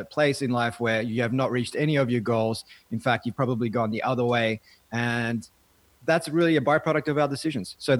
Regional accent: Melbourne, Victoria, Australia; I grew up in a socioeconomically disadvantaged part of Melbourne, Melbourne's western suburbs

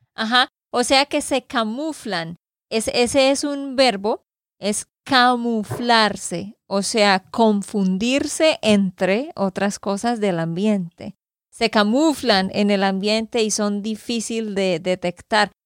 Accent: Santander, Colombia; de Santander, Colombia

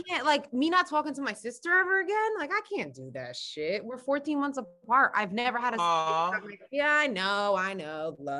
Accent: United States; as an American who grew up in a capitalistic country

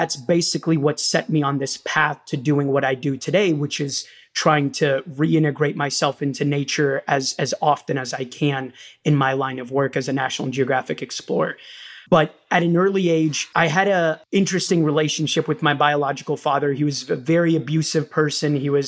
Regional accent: Rio de Janeiro, Brazil; now in United States; I was born in Rio de Janeiro, Brazil

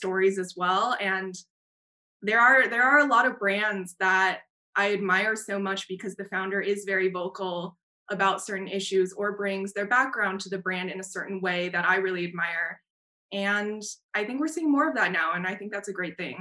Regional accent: Taiwan; moved away; also born or lived in United States; I'm Taiwanese American, and I remember growing up in Taiwan.

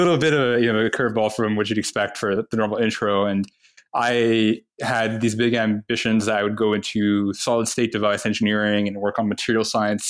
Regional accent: Dubai, United Arab Emirates; moved away as an adult; also born or lived in Toronto, Canada / Saudi Arabia; now in United States; I was born in Toronto, in Canada. When I was very young, moved to Saudi Arabia. Was there until I was about 9, and then moved to the UAE, to Dubai. And grew up in Dubai until I moved to the US for college

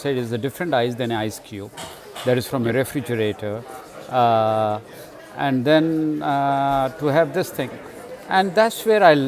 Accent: India; moved away; I grew up in India, and my childhood was very interesting

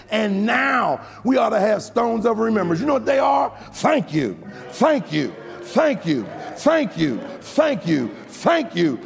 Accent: United States; I'm American

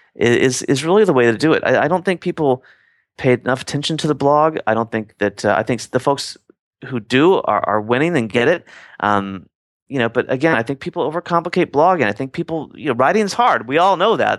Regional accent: Midwest, United States; growing up in the Midwest

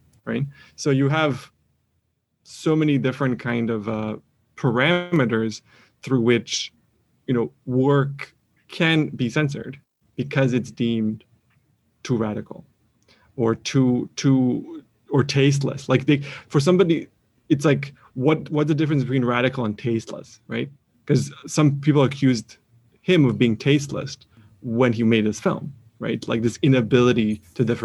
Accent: Canada; I'm a Canadian

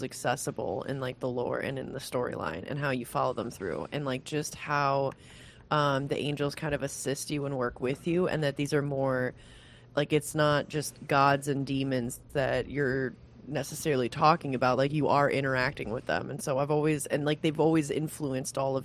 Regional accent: Michigan, United States; I'm from Michigan

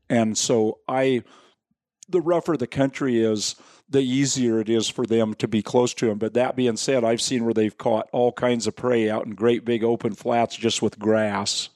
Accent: Willamette Valley, Oregon, United States; now in Central Oregon, United States; I actually was born and raised in the Willamette Valley West of here, but I've lived here in this part of the world since I was nineteen.

